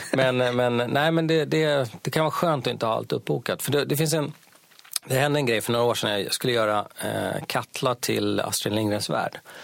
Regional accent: Sweden; jag är svensk

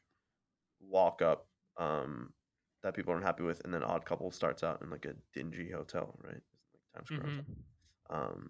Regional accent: Long Island, New York, United States; I'm born and raised on Long Island, and most of my family's from Brooklyn, and spent a lot of time in the city growing up

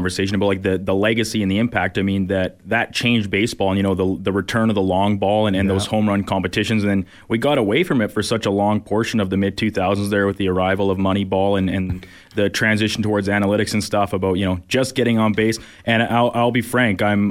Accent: Canada; young kids like me growing up in Canada

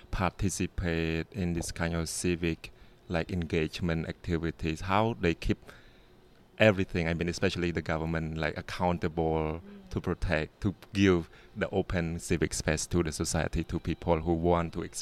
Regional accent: Cambodia; English is a second language; you know I'm from Cambodia and then you may have heard some practice in Cambodia as well

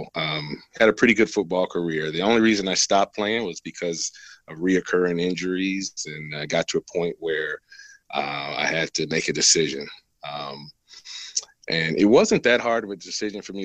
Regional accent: Flint, Michigan, United States; moved away as an adult; now in Las Vegas, United States; I was born in Flint, Michigan, 1971. And I was born and raised there

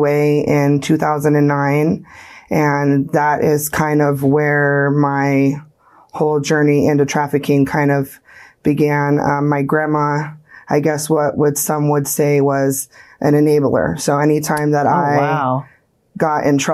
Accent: Las Vegas, Nevada, United States; I was born right here in Las Vegas, Nevada

